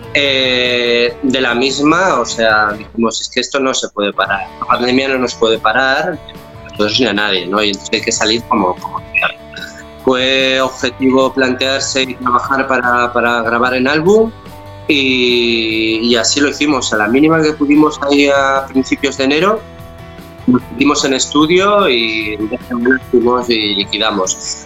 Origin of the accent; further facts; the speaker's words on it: León, Castile and León, Spain; now in Barcelona, Spain; yo soy del norte de España, soy de León